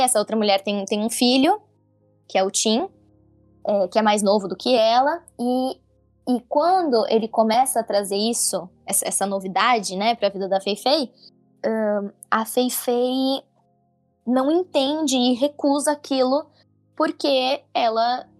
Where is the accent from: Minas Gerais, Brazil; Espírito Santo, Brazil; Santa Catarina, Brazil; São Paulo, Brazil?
São Paulo, Brazil; eu sou de São Paulo